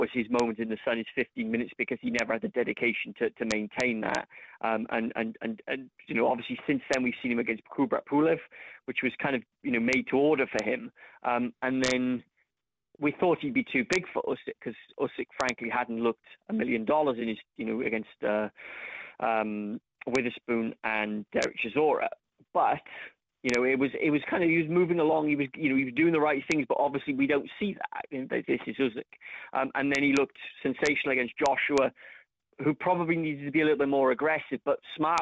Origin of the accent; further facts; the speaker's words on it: Cardiff, Wales, United Kingdom; my hometown of Cardiff